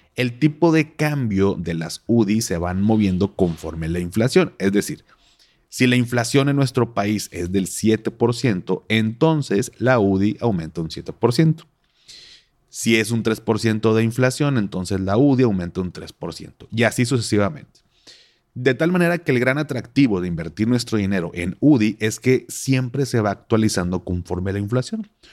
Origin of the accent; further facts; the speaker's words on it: Monterrey, Nuevo León, Mexico; así somos los regios